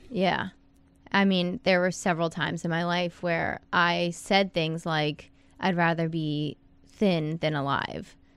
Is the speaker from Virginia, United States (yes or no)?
yes; Fairfax, Virginia, United States; moved away as an adult; also born or lived in Wilmington, North Carolina; now in Miami Beach, United States; I'm from Northern Virginia, Fairfax, right outside of D C. I live in Miami Beach